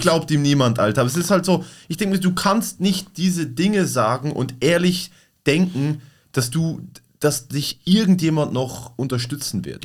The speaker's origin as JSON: {"language": "German", "town": "Basel", "region": "Basel-Stadt", "country": "Switzerland", "said": "bei uns in Basel, da wo ich herkomme"}